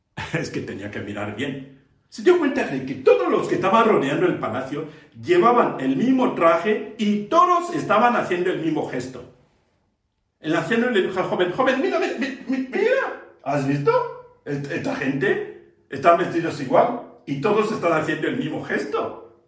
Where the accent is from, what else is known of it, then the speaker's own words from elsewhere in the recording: Cameroon; Soy de Camerún, de África